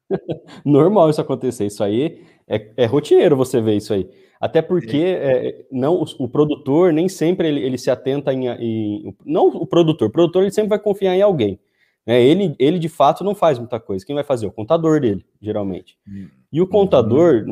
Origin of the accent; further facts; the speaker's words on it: Paraguaçu Paulista, São Paulo, Brazil; Sou de Paraguaçu Paulista, região de Assis, Marília, para, é, Presidente Prudente, aqui do interior de São Paulo